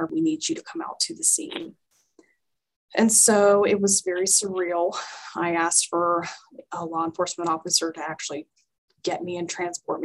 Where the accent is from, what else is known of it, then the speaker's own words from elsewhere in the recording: the South, United States; accent: Southern; moved away as an adult; also born or lived in Georgia; now in Albuquerque, United States; my Southern accent was really cute